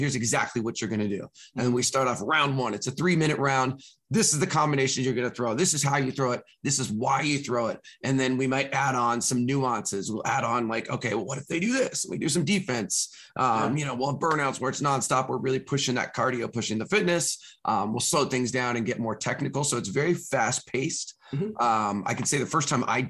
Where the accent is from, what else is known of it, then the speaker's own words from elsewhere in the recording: California, United States; moved away; I'm from California originally